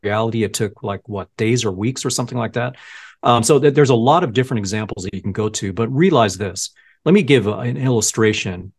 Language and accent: English; El Segundo, California, United States; I grew up in El Segundo. It's a kind of a beach town